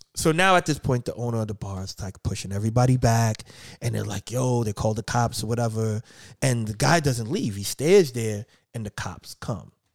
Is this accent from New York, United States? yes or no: yes; New York, United States; now in Philadelphia, United States; I'm originally from New York. I live in Philly now, um, hence seven P M in Philly. Um, but I, I grew up in New York